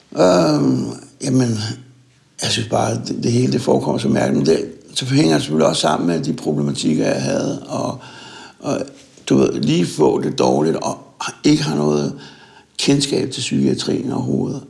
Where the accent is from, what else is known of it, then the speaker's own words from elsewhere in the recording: Søborg, Capital Region of Denmark, Denmark; jeg er født i Søborg og, øh, for 60 år siden